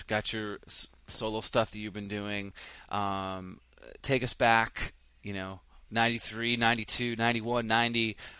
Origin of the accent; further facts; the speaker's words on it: East Coast, United States; I grew up on the East Coast.